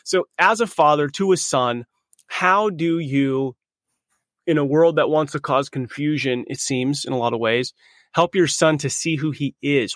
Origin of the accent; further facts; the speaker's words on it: California, United States; we're from California